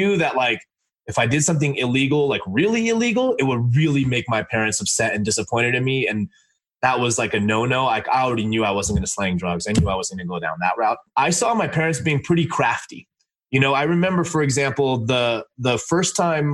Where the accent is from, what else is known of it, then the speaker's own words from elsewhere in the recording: Los Angeles, California, United States; I grew up in LA in a motel, and I'm Indian